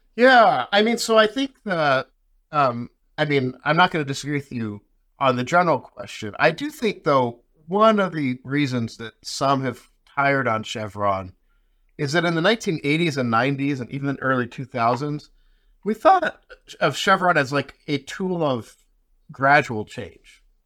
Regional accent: Las Vegas, Nevada, United States; I grew up in Vegas.

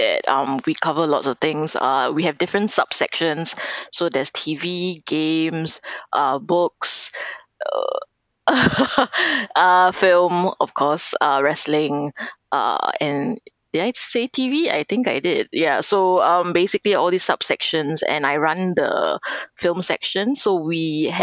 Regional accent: Singapore; I'm from Singapore

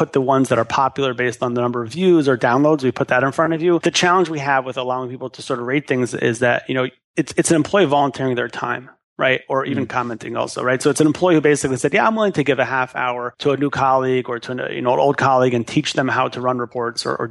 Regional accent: Montreal, Quebec, Canada; moved away as an adult; also born or lived in Far Rockaway, New York; born and raised in Montreal, Canada

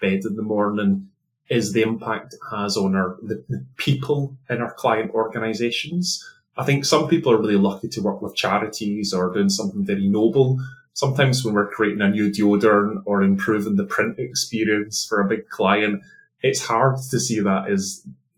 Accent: Scotland, United Kingdom; accent: Scottish; now in London, United Kingdom; my accent is originally Scottish

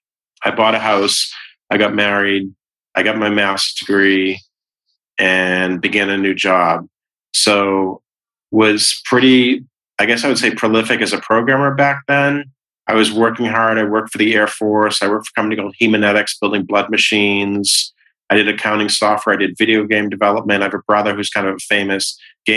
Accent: Boston, Massachusetts, United States; I grew up in West Roxbury

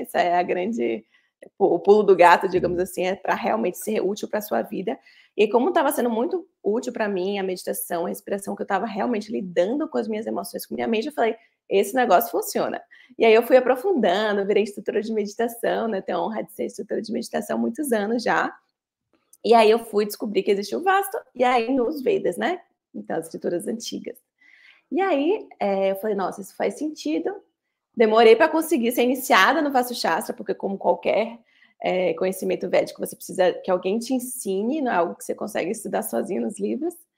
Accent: Bahia, Brazil; sou da Bahia

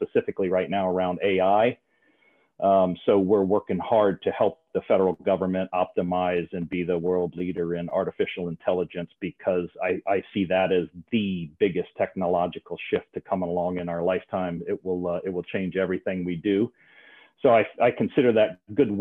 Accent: outside of New Orleans, South Louisiana, United States; I grew up in South Louisiana, outside of New Orleans

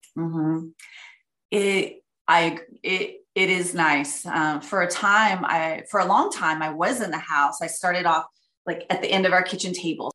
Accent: outside Dallas, Texas, United States; moved away as an adult; also born or lived in Florida; now in Montana, United States; I grew up in Texas, uh, right outside of Dallas, in a small little community

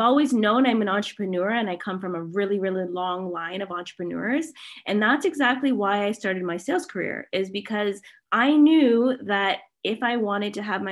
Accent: Canada; I'm Canadian

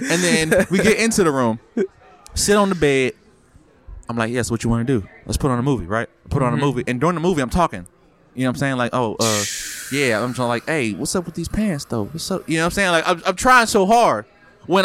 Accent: Memphis, Tennessee, United States; Oh, I'm from Memphis.

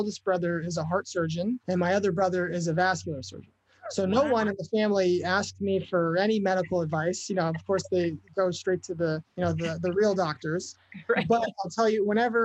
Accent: United States; we're all American, right? We're all proud to be living in this country

